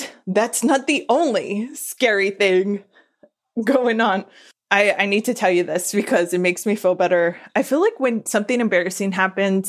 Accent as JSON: {"language": "English", "region": "Southern California", "country": "United States", "tie": "born or raised there", "said": "I just born and raised in SoCal"}